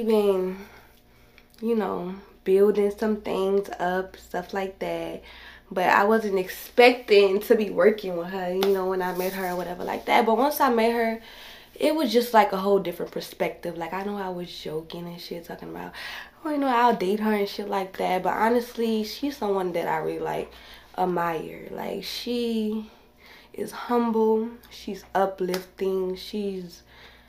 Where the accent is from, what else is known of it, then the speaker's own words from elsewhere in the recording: New Orleans, Louisiana, United States; I'm from New Orleans, Louisiana